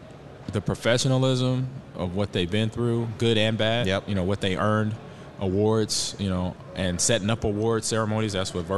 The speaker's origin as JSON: {"language": "English", "town": "Omaha", "region": "Nebraska", "country": "United States", "tie": "born or raised there", "said": "even though this is not my hometown, but it kind of is because I grew up in Omaha."}